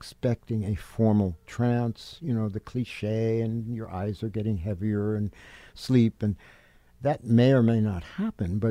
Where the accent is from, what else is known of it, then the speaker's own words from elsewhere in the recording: New York City, New York, United States; moved away as an adult; also born or lived in Manhattan, New York; now in Catskills, United States; I spent my formative years, as they like to say, in the Bronx and Manhattan